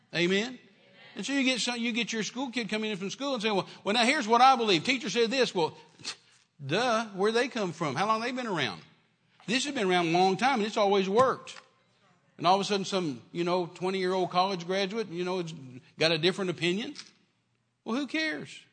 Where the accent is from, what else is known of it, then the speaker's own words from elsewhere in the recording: United States; we're in America, so as an American